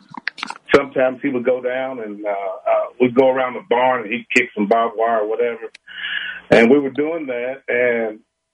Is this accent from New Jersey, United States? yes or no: no; Richmond, Kentucky, United States; I'm from Richmond, Kentucky, born and raised here all my life.